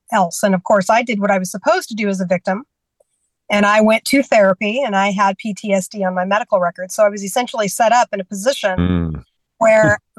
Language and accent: English; California, United States; also born or lived in Washington State; now in Georgia, United States; I was raised in California